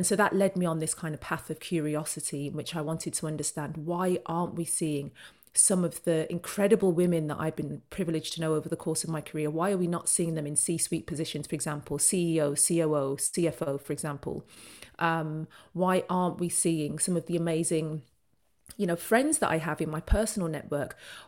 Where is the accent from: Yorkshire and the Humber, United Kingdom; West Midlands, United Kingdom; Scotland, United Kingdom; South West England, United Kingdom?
West Midlands, United Kingdom; Birmingham; born there; moved away as an adult; now in London, United Kingdom; So I'm a Brummie by birth, and I moved down to London for my very first job after university